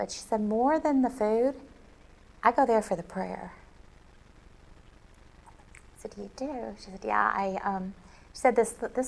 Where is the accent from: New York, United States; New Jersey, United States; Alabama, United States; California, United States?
Alabama, United States; moved away; I was raised in Alabama